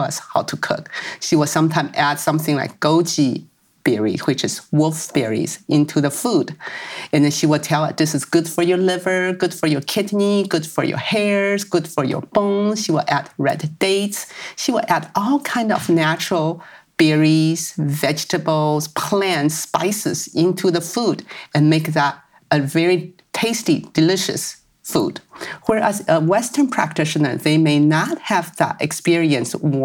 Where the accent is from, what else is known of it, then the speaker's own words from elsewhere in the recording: Taiwan; moved away; I grew up in Taiwan, where we have many cultures we still follow nowadays